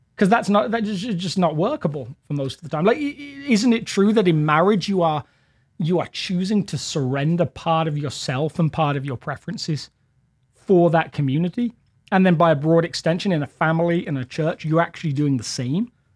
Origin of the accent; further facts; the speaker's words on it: England, United Kingdom; now in Littleton, United States; as an Englishman.